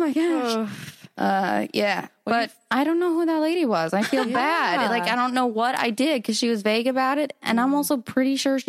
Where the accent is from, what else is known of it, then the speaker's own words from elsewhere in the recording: Sarasota, Florida, United States; Sarasota, Florida.